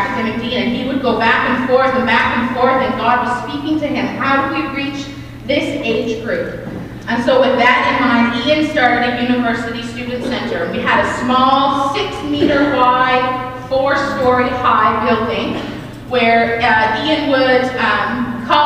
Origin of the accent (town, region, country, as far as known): Deer Lake, Newfoundland and Labrador, Canada; moved away as an adult